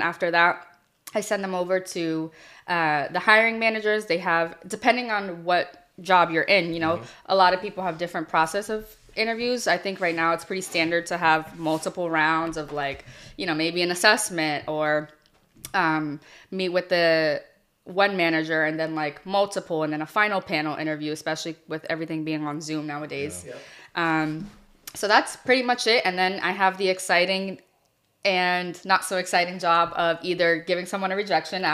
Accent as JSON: {"language": "English", "town": "Boston", "region": "Massachusetts", "country": "United States", "said": "I'm from the Rosendale area"}